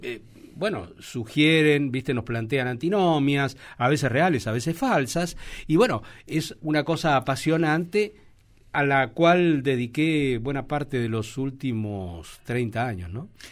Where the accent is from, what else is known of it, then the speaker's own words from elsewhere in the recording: Argentina; nuestro país